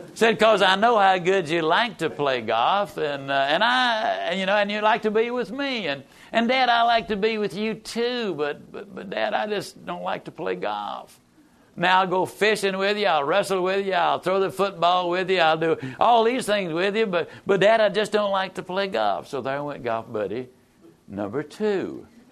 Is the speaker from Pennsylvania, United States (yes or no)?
no; East Texas, United States; I was raised over in East Texas, better known as Mississippi